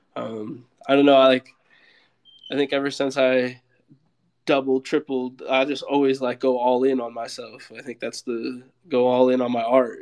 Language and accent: English; Seattle, Washington, United States; also born or lived in California; now in Miami, United States; I grew up like in the Seattle area